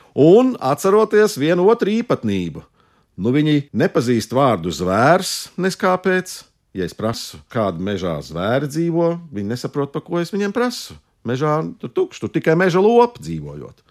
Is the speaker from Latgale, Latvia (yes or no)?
no; Riga, Latvia; es esmu latviečs no Rīgas